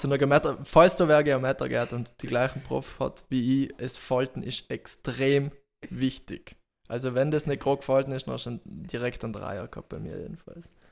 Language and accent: German; Bolzano, Trentino-Alto Adige, Italy; moved away as an adult; now in Graz, Austria; bin gebürtiger Südtiroler, geboren in, in, in Bozen